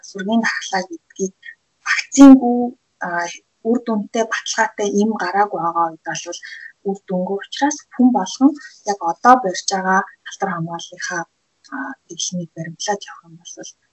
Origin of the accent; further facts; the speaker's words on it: Mongolia; Монгол хүний хувьд